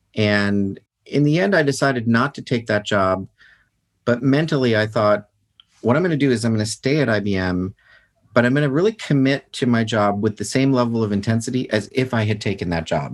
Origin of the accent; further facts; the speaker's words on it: United States; I'm a citizen and I'm an American